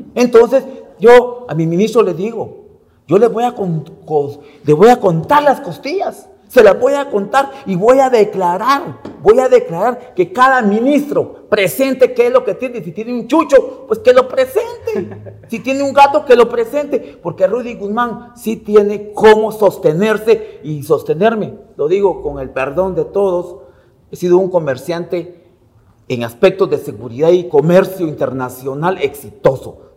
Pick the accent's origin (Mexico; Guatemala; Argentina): Guatemala; Izabal; Yo soy de pueblo, soy de Izabal.